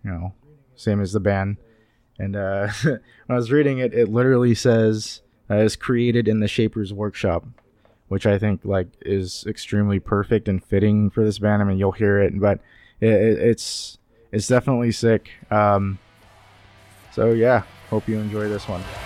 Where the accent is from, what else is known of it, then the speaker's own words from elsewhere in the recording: Sacramento, California, United States; I am from the Sacramento area.